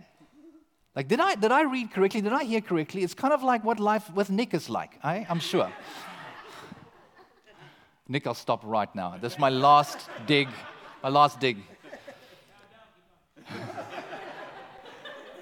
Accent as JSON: {"language": "English", "country": "South Africa", "moved": "as an adult", "lives_now": "Canada", "said": "eventually we tell them we're South African"}